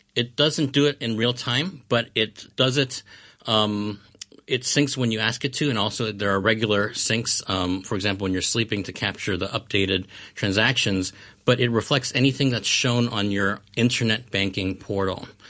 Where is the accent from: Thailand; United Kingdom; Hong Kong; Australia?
Hong Kong; moved away as an adult; also born or lived in Chicago, United States; I was born and raised in Hong Kong, and I lived here until, you know, the, uh, university age